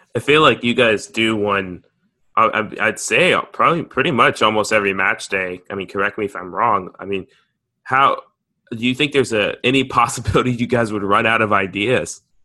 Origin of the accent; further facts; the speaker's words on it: United States; me being American